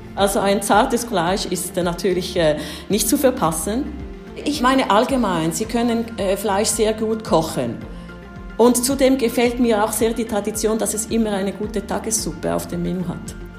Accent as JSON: {"language": "German", "region": "Ticino", "country": "Switzerland", "tie": "born or raised there", "also_born_or_lived": "Rome, Italy", "first_language": "Italian", "second_language": "German", "moved": "as an adult", "lives_now": "Prague, Czechia", "said": "meine Eltern sind beide Deutschschweizer, Es äh, sind äh, ins Kanton Tessin gezogen, als ich äh, vier Jahre alt war"}